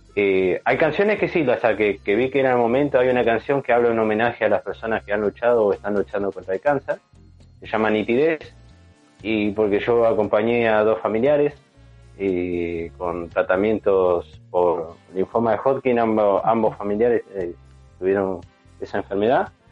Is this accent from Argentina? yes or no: yes; San Martín de los Andes, Neuquén, Argentina; yo me crié en San Martín de los Andes también, soy de Neuquén y bueno, me crié allá en San Martín